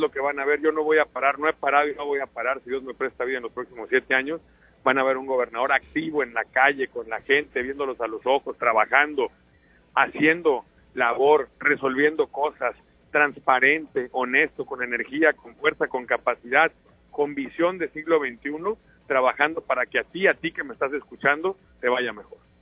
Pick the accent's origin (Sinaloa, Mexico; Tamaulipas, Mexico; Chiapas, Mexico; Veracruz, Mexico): Sinaloa, Mexico; yo soy un sinaloense como cualquier otro.